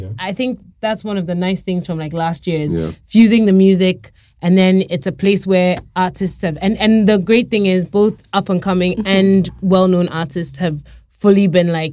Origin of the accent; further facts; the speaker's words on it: Accra, Greater Accra, Ghana; Jamestown is my hometown.